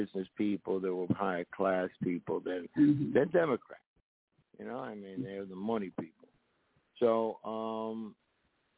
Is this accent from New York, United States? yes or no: yes; New York City, New York, United States; also born or lived in Southern California / south of France; now in Puerto Rico; being born in Puerto Rico, growing up in the South Bronx, moving to Southern California